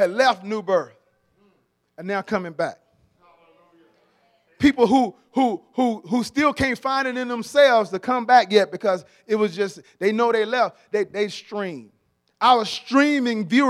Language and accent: English; Atlanta, Georgia, United States; I'm from Atlanta, born and raised in Atlanta